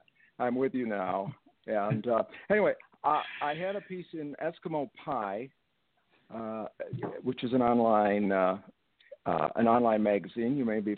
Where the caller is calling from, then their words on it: Rochester, New York, United States; I'm in Rochester, New York.